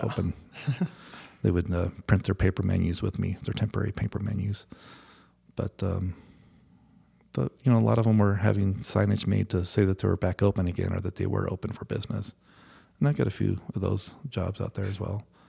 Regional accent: Colorado, United States; also born or lived in Boulder / Fort Collins; this is my hometown

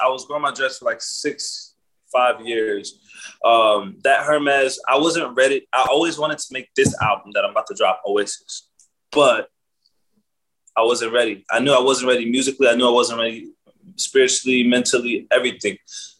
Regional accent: Kwara, Nigeria; also born or lived in United States; I was born in America, but I go back to Nigeria. Like, I schooled in Nigeria. I schooled in Kwara State, a cold village, deep in the roots.

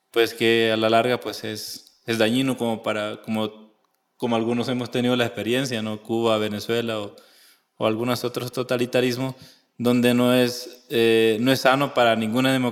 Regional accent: El Salvador; also born or lived in Honduras; pues soy salvadoreño, pero por razones de la historia, pues yo nací en Honduras y ya con esto, pues es como como el, inicio de, una vida que pues viene marcada por, pues, por la, división entre dos países

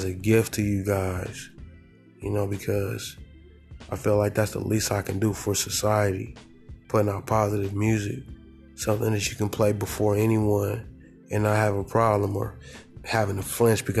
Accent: Southern California, United States; I'm from the Golden State, I'm from Southern California

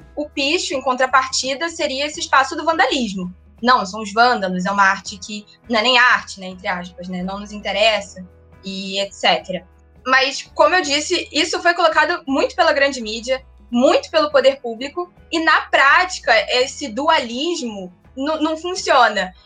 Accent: Rio de Janeiro, Brazil; eu sou carioca, nasci no Rio

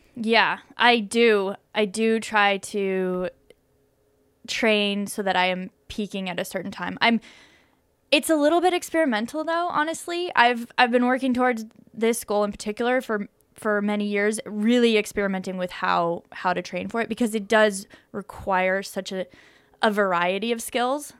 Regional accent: Boulder, Colorado, United States; I grew up in Boulder, Colorado

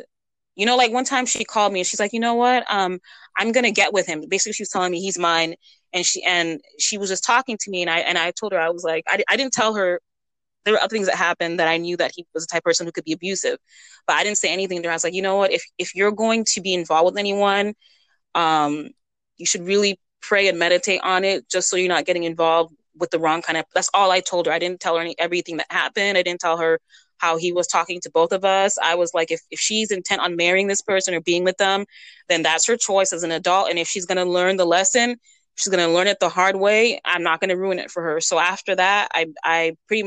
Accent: United States; also born or lived in Massachusetts / Western North Carolina; I grew up in Massachusetts in the mountains in North Carolina, Western North Carolina.

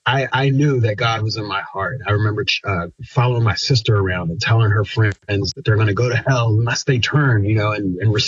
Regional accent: Pasadena, Maryland, United States; also born or lived in Annapolis, Maryland; I grew up in Anne Arundel County, Maryland

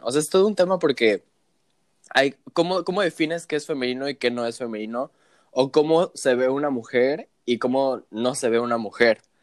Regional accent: Cancún, Quintana Roo, Mexico; moved away as an adult; also born or lived in Mexico City; me regresé a Cancún, que es de donde yo soy originario

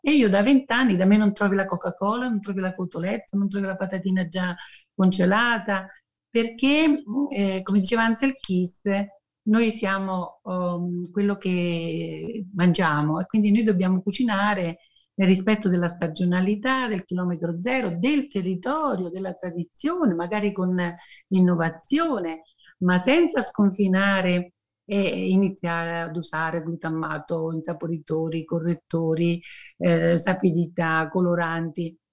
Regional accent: Cicerale, Campania, Italy

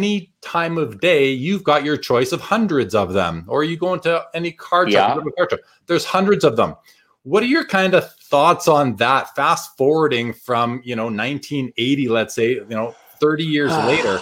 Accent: Winnipeg, Manitoba, Canada; growing up in Winnipeg, going to the games with my dad as a 5-6 year old

